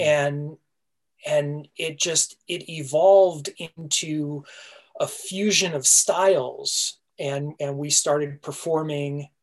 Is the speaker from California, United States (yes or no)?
yes; Southern California, United States; I grew up in Southern California